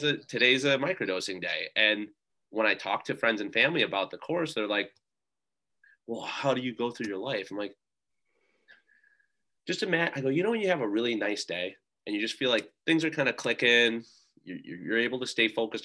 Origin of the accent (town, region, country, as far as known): United States